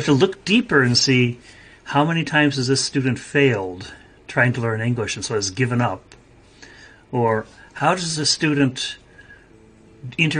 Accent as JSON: {"language": "English", "country": "United States", "moved": "as an adult", "lives_now": "Kyoto, Japan", "said": "I'm an American. I live in Japan. I teach in Japanese. I've been here for 45 years"}